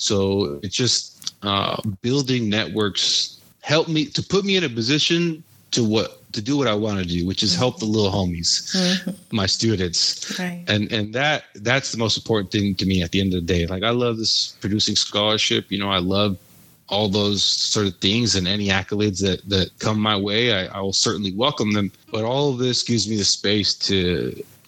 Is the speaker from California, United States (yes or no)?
yes; San Diego, California, United States; from San Diego